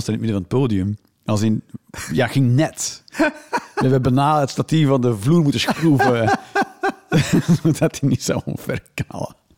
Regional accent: Flanders, Belgium; now in Netherlands; als Vlaming in Nederland

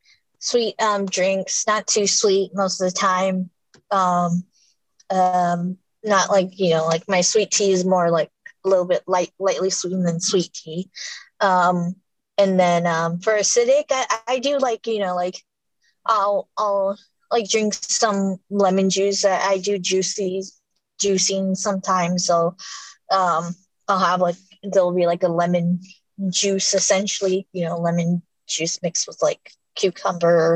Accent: California, United States; I've been in here in California since I've been born

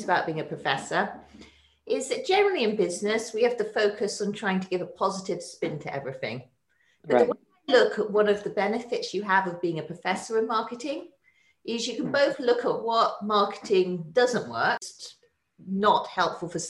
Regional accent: England, United Kingdom; moved away as an adult; now in United States; I grew up in England

